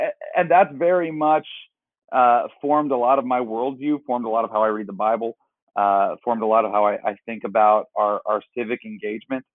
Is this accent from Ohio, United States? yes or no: yes; Warren, Ohio, United States; also born or lived in Arizona; I'm from Warren, Youngstown, Ohio, so a very impoverished part of the state.